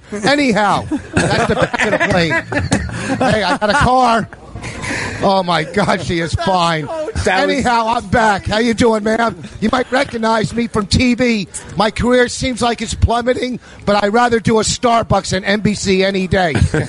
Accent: New Jersey, United States; I'm working in Allentown. I'm from New Jersey, the Garden State

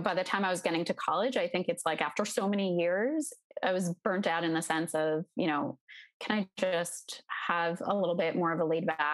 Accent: New York suburbs, United States; Originally, I grew up in New York in the tri-state area, in the suburbs right outside the city

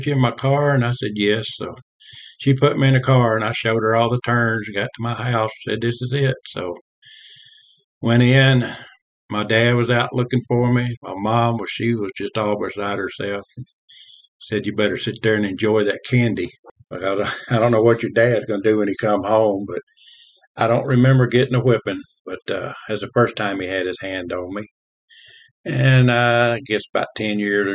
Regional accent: Covington, Tennessee, United States; I was born in 1954 in Covington, Tennessee, a small town, farming community, raised in the Methodist Church.

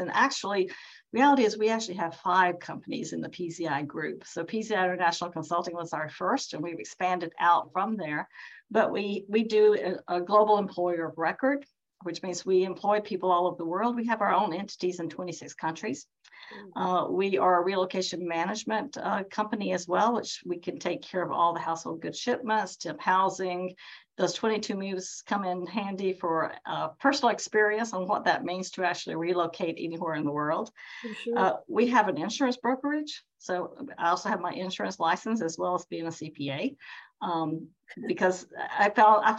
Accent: South Carolina, United States; also born or lived in El Paso, Texas / Charlotte, North Carolina; now in Huntsville, United States; We're both originally from South Carolina

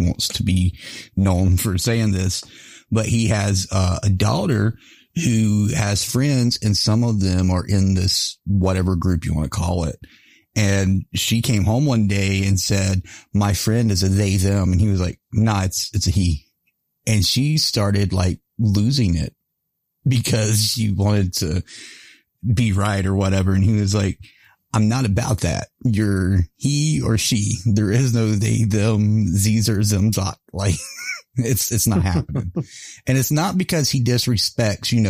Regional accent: the Bible Belt, United States; I grew up in the Bible Belt

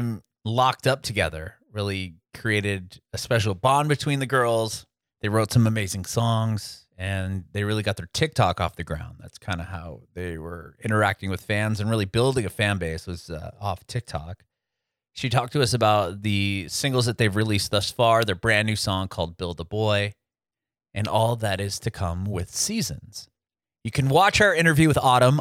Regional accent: San Diego, California, United States; I'm from San Diego originally.

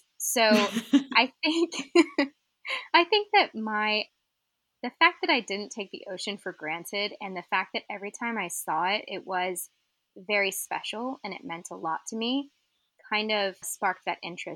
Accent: Arizona, United States; moved away as an adult; also born or lived in St. Petersburg, Florida; I grew up in Arizona, landlocked desert

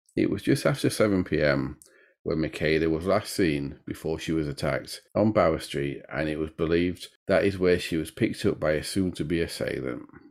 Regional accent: Sheffield, Yorkshire and the Humber, United Kingdom; a city in the north of England, my home city, and it's in Yorkshire

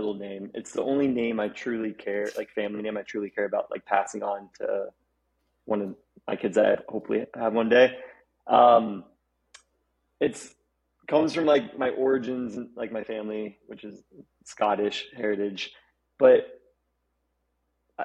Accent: Orlando, Florida, United States; I'm obviously from Florida and I grew up there

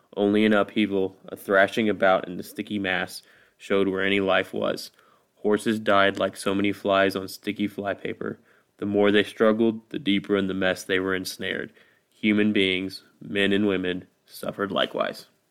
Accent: Midwest, United States; I'm from the Midwest, so we don't really have hurricanes or earthquakes here

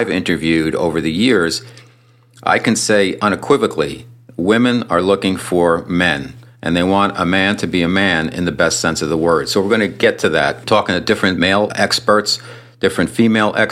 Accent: United States; also born or lived in San Diego, California; I grew up here in the New York, New Jersey area.

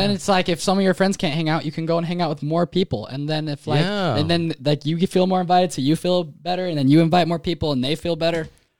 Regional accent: Utah, United States; I'm from Utah, so I spell it weird.

